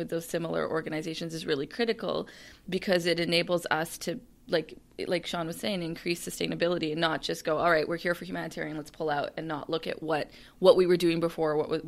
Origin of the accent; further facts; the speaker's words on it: Canada; One of the things I find is that, you know, I'm a Canadian.